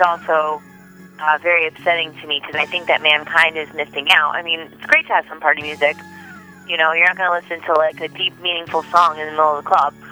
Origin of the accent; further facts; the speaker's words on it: New Jersey, United States; I grew up in New Jersey